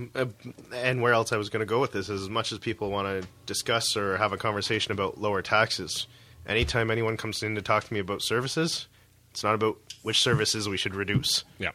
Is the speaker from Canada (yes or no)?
yes; near Toronto, Ontario, Canada; moved away; I grew up near Toronto as well